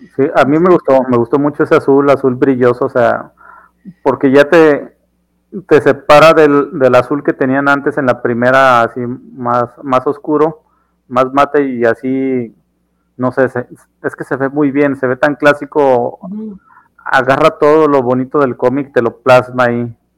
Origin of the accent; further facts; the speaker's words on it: Mexico; mexicano que soy